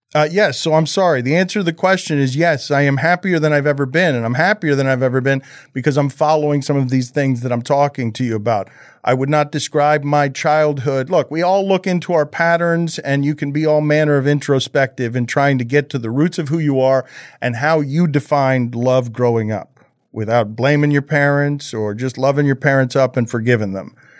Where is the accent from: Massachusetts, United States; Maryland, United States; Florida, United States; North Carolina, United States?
Florida, United States; Miami; make Miami proud as a Cuban kid